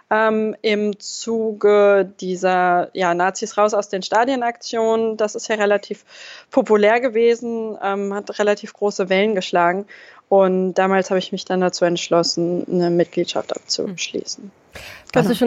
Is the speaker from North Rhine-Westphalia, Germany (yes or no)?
no; Braunschweig, Lower Saxony, Germany; Ich komme ursprünglich aus Braunschweig.